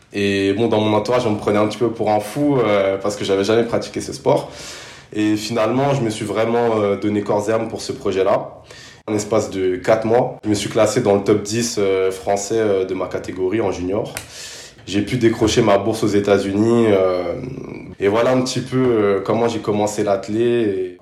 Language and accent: French; Paris, Île-de-France, France; also born or lived in Sarcelles; je suis né à Paris et j'ai toujours vécu en, banlieue parisienne